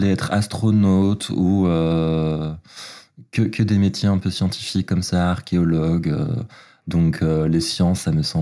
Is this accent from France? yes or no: no; Belgium; moved away; j'ai grandi en Belgique, je viens d'un petit village qui s'appelle Uln et qui est euh, situé des frontières euh, néerlandaises et allemandes. Et donc je grandis dans un tout petit village donc, à la campagne parmi les vaches.